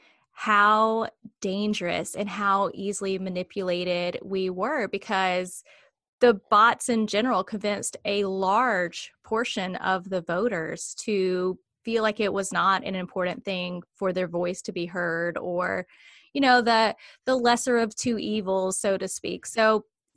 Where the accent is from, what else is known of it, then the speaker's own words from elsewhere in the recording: the South, United States; also born or lived in Alabama / South Carolina; now in North Carolina, United States; I'm from the South